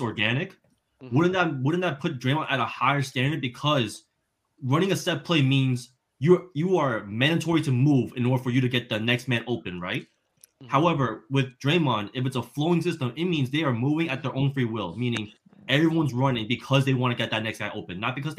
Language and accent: English; New Jersey, United States; I grew up in New Jersey. That's all I watched.